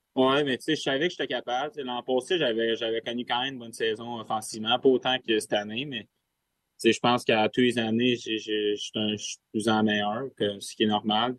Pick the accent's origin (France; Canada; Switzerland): Canada; Sherbrooke, Quebec; On vient les deux de Sherbrooke, on s'entraîne ensemble